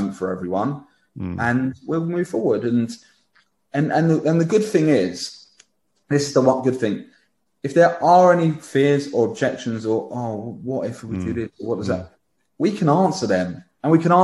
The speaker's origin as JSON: {"language": "English", "town": "St Leonards-on-Sea", "region": "South East England", "country": "United Kingdom", "said": "I'm from St Leonard's. I live on the doorstep of Hollington. I'm a local that cares"}